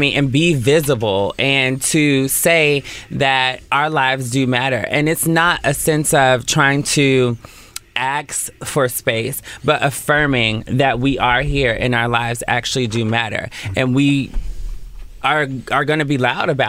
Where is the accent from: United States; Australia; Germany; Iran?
United States; Oakland, California; moved away as an adult; now in Los Angeles, United States; So, I'm from East Oakland, deep East Oakland, which is like 98th and East 14th